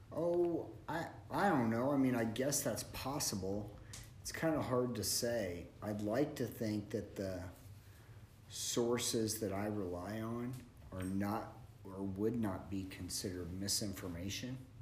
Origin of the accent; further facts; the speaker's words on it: Springfield, Missouri, United States; I'm from Springfield, Missouri